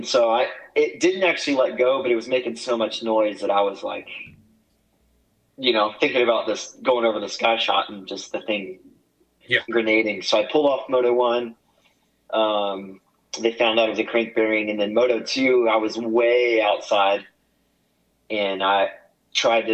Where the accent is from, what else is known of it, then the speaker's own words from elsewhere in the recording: Oklahoma, United States; growing up in Oklahoma because it was so windy all the time